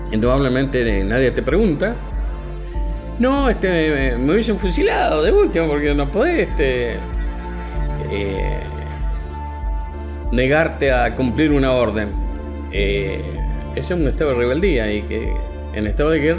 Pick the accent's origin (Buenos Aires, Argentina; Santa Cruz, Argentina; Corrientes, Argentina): Corrientes, Argentina; Santa Lucía; born there; moved away as an adult; now in La Rioja, Argentina; Nací en Santa Lucía, un pueblito muy chiquito en la provincia de Corrientes. Según mi documento, en 12 de mayo de 1949. Estoy viviendo acá en esta provincia desde el 10 de enero del año 1983.